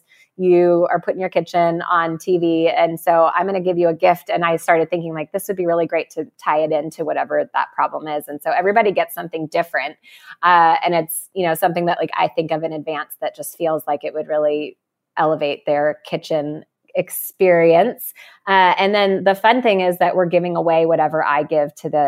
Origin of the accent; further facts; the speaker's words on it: California, United States; And I'm from California, and apparently we're rude here.